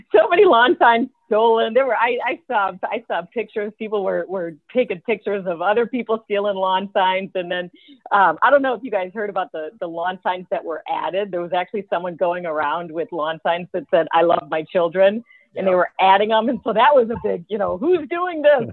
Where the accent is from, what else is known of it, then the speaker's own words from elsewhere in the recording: Lake Forest, United States; I'm from Lake Forest. You know, from Lake Forest.